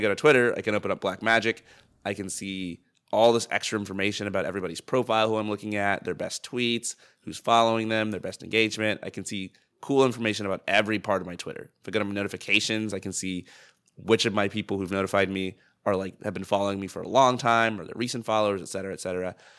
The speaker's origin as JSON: {"language": "English", "country": "United States", "said": "as an American"}